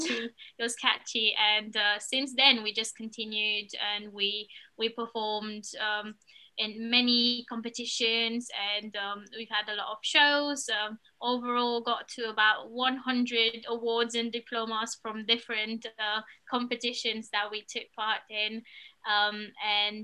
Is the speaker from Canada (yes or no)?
no; Romania; moved away as an adult; now in United Kingdom; we're originally from Romania, which is where we've spent most of our lives. 12 years we were in the same art school, and then we came to the UK